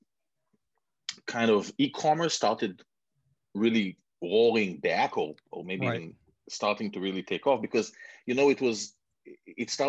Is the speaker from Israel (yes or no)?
yes; Israel; moved away as an adult; also born or lived in Canada / London; now in United States; some people can hear from my accent that I was born and raised in Israel. I've been here in the US for about 15 years, a little bit in Canada before